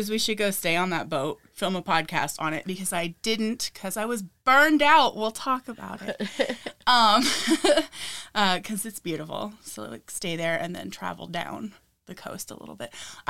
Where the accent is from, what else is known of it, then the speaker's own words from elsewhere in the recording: Lincoln City, Oregon, United States; also born or lived in Washington; I grew up in like Lincoln City on the Oregon coast. And so it's very different from the Washington coast.